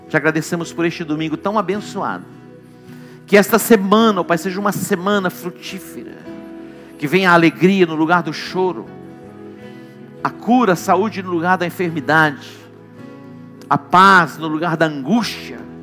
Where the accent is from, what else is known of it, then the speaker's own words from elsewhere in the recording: Douradina, Mato Grosso do Sul, Brazil; moved away; Eu vim de Douradina